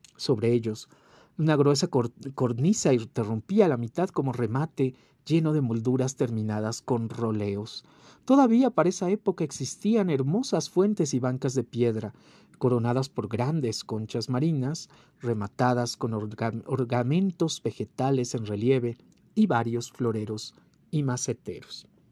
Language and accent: Spanish; Mexico; como mexicanos, amantes de nuestra ciudad y orgullosos de nuestra historia